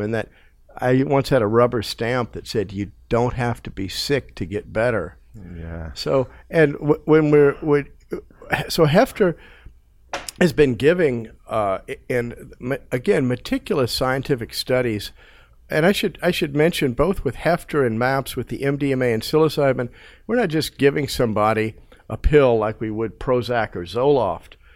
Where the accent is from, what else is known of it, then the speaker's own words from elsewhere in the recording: United States; my life growing up in America